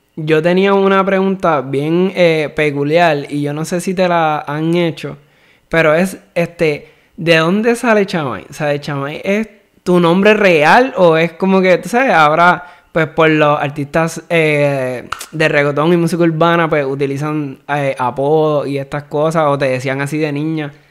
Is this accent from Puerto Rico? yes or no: yes; Dorado, Puerto Rico; Yo soy de Dorado acá